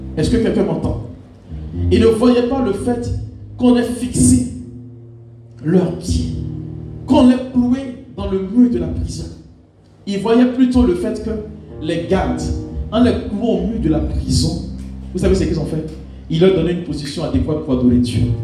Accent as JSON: {"language": "French", "country": "Côte d’Ivoire", "said": "chez nous en Côte d'Ivoire"}